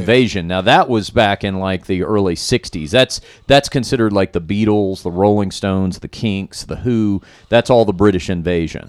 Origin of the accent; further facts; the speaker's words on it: Fort Worth, Texas, United States; I'm from Fort Worth, Texas.